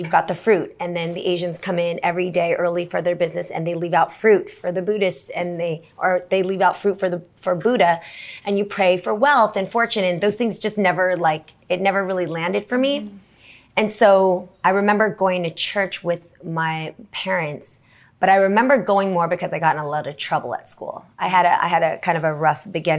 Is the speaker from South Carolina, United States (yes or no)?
no; the Bay Area, California, United States; I grew up in the Bay